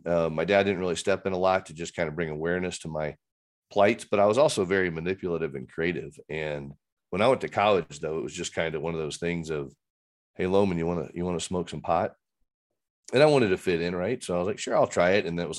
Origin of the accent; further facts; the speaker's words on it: Fort Worth, Texas, United States; maybe because I caused a lot of chaos in Fort Worth, but just growing up in Texas was just a different deal.